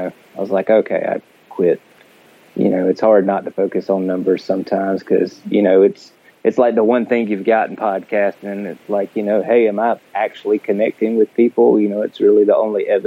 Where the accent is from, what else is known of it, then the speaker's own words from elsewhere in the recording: Middle Georgia, United States; Born and raised in Middle Georgia